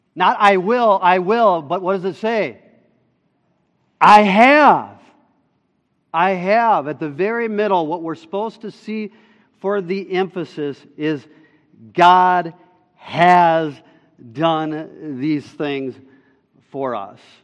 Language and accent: English; Minnesota, United States; we're also Minnesotan